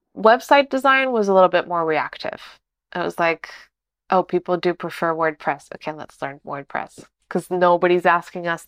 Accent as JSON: {"language": "English", "region": "Lisbon", "country": "Portugal", "moved": "as an adult", "lives_now": "Porto, Portugal", "said": "I'm from Lisbon."}